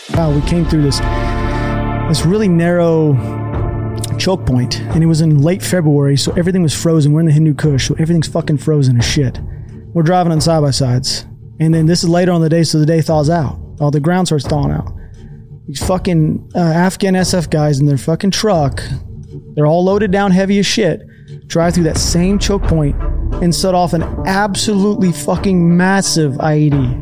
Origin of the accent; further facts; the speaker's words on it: just south of Seattle, Washington, United States; also born or lived in Texas; Born in Texas. I kinda, quote unquote, grew up in just south of Seattle. I lived there for, like, fourteen years